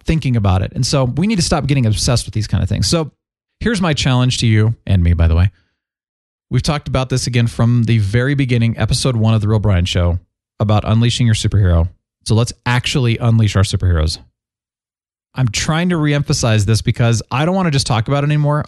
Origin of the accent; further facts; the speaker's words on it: Phoenix, Arizona, United States; moved away; I grew up in Phoenix for about eleven years as a kid